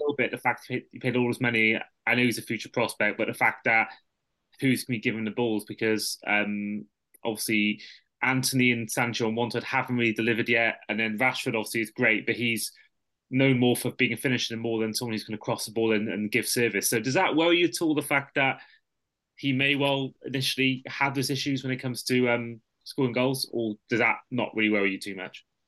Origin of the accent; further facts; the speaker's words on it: Welsh, Wales, United Kingdom; I'm a Welsh Liverpool fan, but I've got family from the Wirral